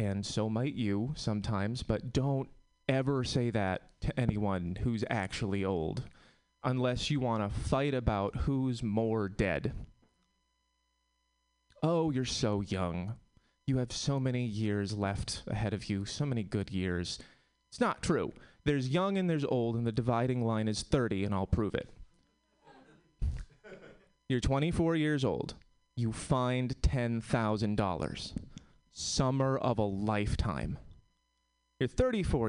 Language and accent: English; Connecticut, United States; now in Oakland, United States; I'm from Connecticut